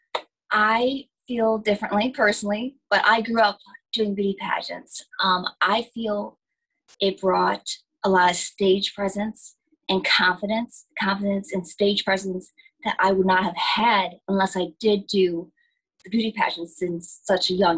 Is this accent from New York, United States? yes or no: yes; upstate New York, United States; I grew up actually in upstate New York.